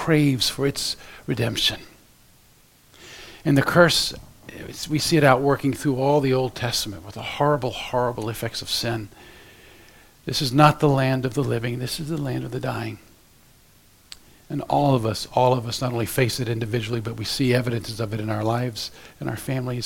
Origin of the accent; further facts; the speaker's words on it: Central Florida, United States; moved away as an adult; now in Ohio, United States; I was raised in Central Florida